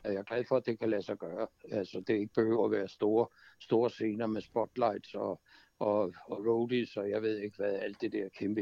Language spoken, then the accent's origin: Danish; Kastrup, Capital Region of Denmark, Denmark; moved away; AOF Amager, hvor jeg kommer fra, ja. fra, fra Kastrup.